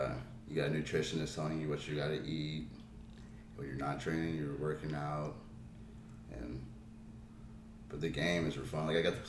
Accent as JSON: {"language": "English", "region": "Louisiana", "country": "United States", "tie": "born or raised there", "said": "I grew up here, from here, raised here."}